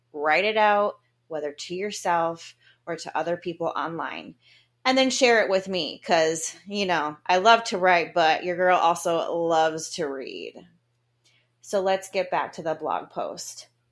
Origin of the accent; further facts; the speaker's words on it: Grand Haven, Michigan, United States; Grand Haven, Michigan, where I was going to live in my favorite house, and my hometown